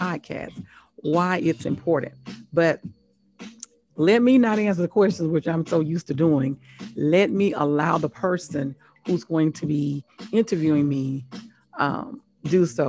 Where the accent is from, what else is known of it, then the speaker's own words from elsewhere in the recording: Biloxi, Mississippi, United States; moved away as an adult; also born or lived in Laurel, Mississippi / Tuskegee, Alabama; now in Atlanta, United States; I'm from Mississippi, Laurel, Mississippi